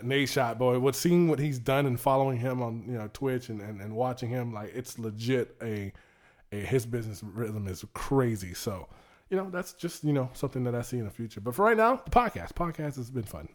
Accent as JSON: {"language": "English", "town": "Suffolk", "region": "Virginia", "country": "United States", "tie": "born or raised there", "also_born_or_lived": "Maryland", "said": "I was born in Maryland, but raised in Suffolk"}